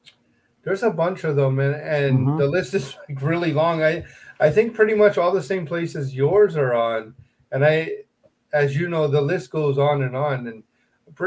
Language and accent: English; Canada